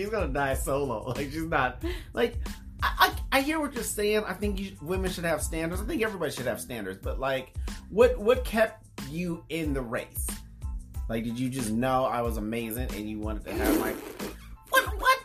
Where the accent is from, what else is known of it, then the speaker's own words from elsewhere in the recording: United States; as an American